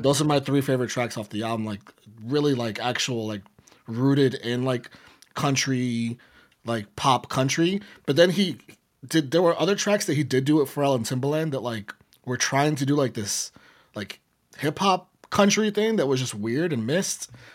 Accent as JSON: {"language": "English", "town": "New York City", "region": "New York", "country": "United States", "said": "I'm from the Bronx"}